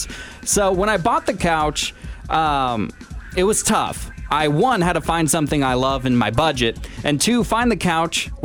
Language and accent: English; Washington, United States; my home state of Washington